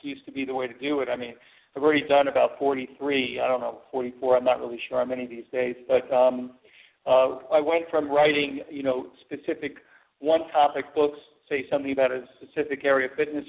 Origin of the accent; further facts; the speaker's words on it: New York, United States; I was from New York